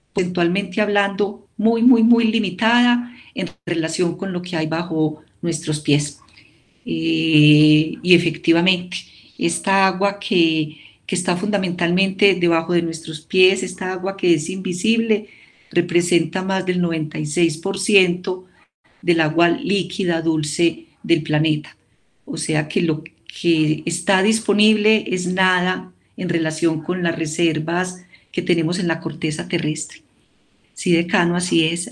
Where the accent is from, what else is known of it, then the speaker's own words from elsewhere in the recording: El Carmen de Viboral, Antioquia, Colombia; yo soy de un municipio del oriente antioqueño, yo soy del Carmen de Viboral, eh, y en la época en la que yo era pequeña y todavía vivíamos allá